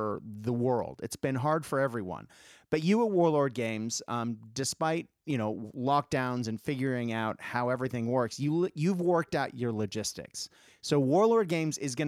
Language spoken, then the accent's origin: English; Boston, Massachusetts, United States; now in Melbourne, Australia; the white Christmas that I am used to growing up in Boston.